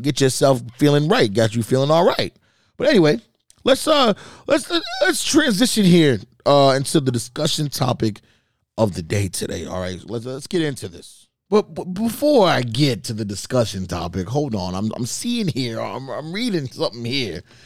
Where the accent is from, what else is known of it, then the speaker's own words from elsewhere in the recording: Boston, Massachusetts, United States; we're from Boston